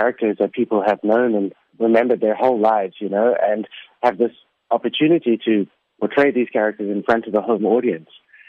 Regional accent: South Africa; Being South African and being having the opportunity to perform here in South Africa

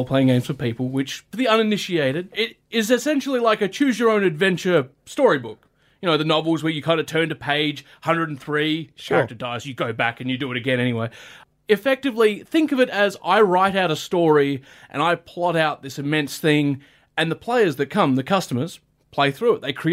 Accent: Hobart, Tasmania, Australia; 32, born and raised in Hobart.

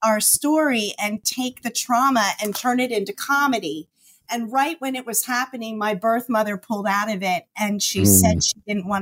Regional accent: United States; I am adopted and I was raised in the Amish country

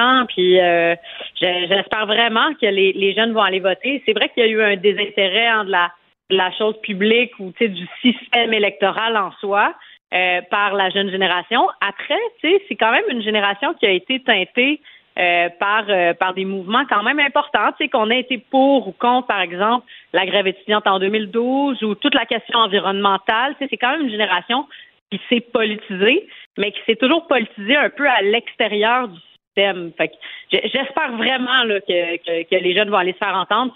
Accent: Montreal, Quebec, Canada; j'habite à à Montréal où j'ai grandi dans Maurice Richard

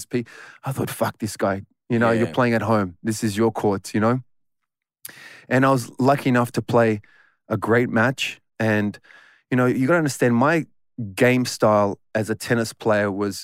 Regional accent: Footscray, Victoria, Australia; I was born and raised in Footscray

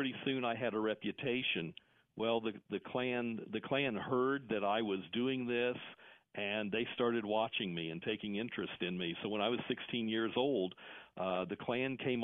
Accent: Indiana, United States; I grew up in Indiana.

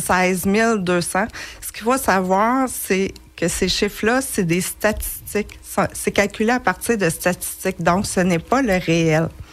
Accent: Acton Vale, Quebec, Canada; born or raised there; also born or lived in Montreal

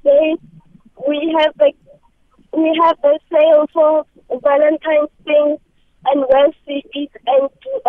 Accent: Pretoria, Gauteng, South Africa; I'm 9 years old and I'm from Pretoria.

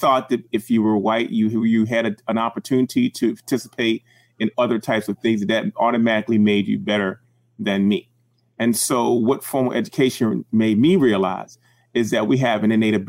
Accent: Baltimore, Maryland, United States; I was born and raised in Baltimore City.

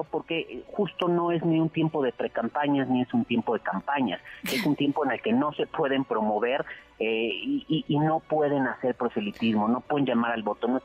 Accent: Mexico; como buenos mexicanos siempre dejamos todo hasta el final

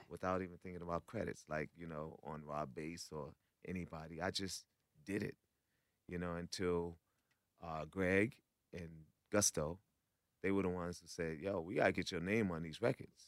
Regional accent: New York, United States; I'm from New York

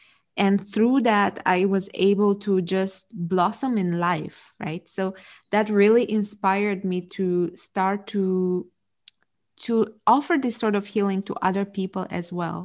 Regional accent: Romania; moved away; I'm originally from Romania, so that's a Romanian last name

